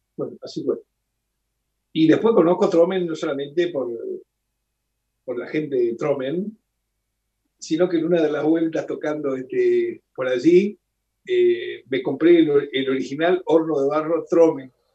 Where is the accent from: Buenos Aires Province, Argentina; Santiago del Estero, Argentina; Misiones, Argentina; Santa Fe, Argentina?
Santa Fe, Argentina; Rosario; now in Buenos Aires, Argentina; soy rosarino